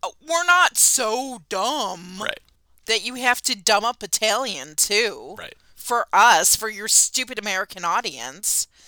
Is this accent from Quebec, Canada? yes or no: no; Niagara Falls, Ontario, Canada; Listen, if I travel abroad, where are you from? Niagara Falls, Canada.